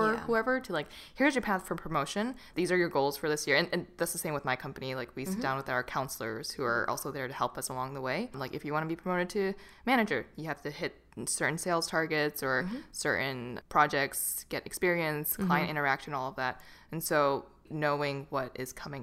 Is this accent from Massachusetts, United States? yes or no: yes; Boston, Massachusetts, United States; I grew up in Boston